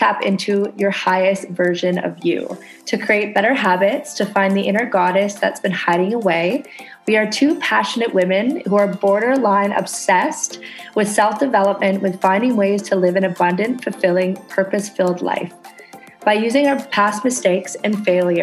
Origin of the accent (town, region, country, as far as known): Canada; now in Indonesia